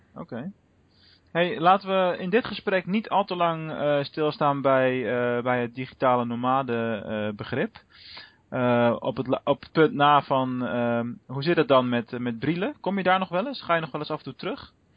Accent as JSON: {"language": "Dutch", "town": "Rotterdam", "region": "South Holland", "country": "Netherlands", "moved": "as an adult", "lives_now": "Venlo, Netherlands", "said": "mijn thuisbasis ligt in, in Rotterdam. Eh, hoewel we nu, ik nu al ruim 10, 11 jaar in, eh, in Venlo eh, werk en woon"}